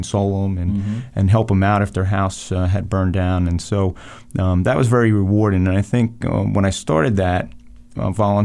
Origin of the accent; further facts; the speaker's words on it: Monmouth County, New Jersey, United States; also born or lived in Matawan, New Jersey / Colts Neck, New Jersey / Howell, New Jersey; I grew up in Monmouth County, 43 years old here, and a lifelong resident of Monmouth County, having grown up in Matawan and Colts Neck